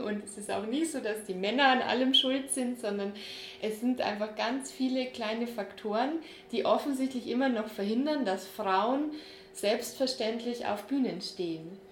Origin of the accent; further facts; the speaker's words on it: Bavaria, Germany; wir sind ja beide in Bayern aufgewachsen